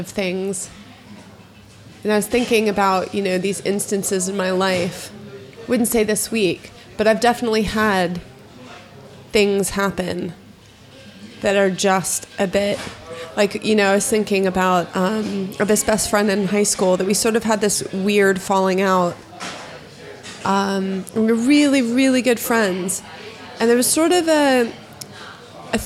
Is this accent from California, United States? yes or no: no; Florida, United States; moved away as an adult; also born or lived in United Kingdom; we're both from Florida. I was living in the UK.